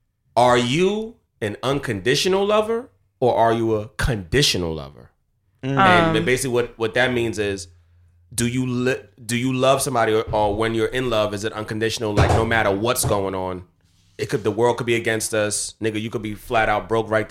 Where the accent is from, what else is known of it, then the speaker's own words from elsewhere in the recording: New York City, New York, United States; I'm from Queens too.